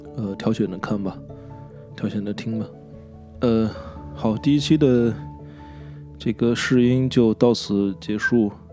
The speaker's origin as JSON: {"language": "Chinese", "country": "China", "also_born_or_lived": "Nanjing", "said": "我觉得我作为一个中国人"}